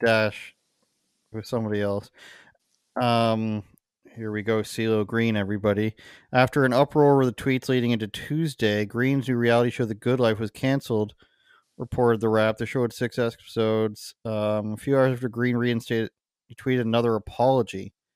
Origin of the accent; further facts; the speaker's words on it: Canada; my experience as a Canadian